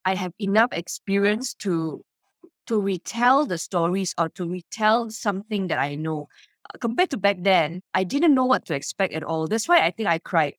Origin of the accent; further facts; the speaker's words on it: Subang Jaya, Selangor, Malaysia; my hometown, Subang Jaya